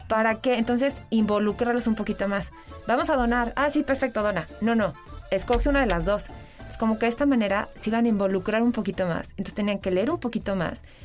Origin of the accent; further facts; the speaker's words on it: Mexico; somos mexicanos